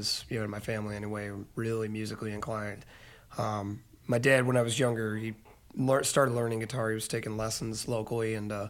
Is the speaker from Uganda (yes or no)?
no; Hinckley, Illinois, United States; I am from Hinckley, actually, Illinois, right down the road here